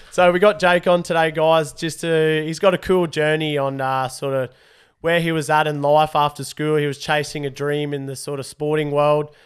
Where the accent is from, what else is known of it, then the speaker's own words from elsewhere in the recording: Rockhampton, Queensland, Australia; We're from Rocky.